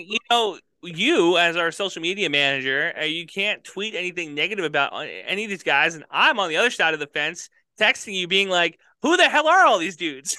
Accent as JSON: {"language": "English", "region": "North Dakota", "country": "United States", "moved": "yes", "said": "I'm coming from North Dakota"}